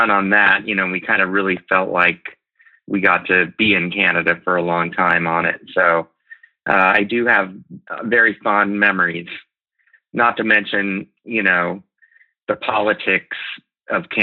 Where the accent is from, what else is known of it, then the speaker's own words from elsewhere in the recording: Lincoln, Nebraska, United States; moved away as an adult; also born or lived in Athens, Georgia / New York; now in Omaha, United States; I grew up in Lincoln, which is about an hour away to the kind of west, southwest.